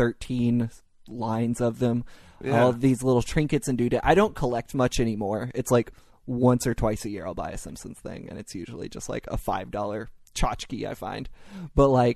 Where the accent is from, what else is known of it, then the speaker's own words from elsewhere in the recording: Louisville, Kentucky, United States; I'm from Kentucky, and I live 20 minutes from Indiana because Louisville's right on the border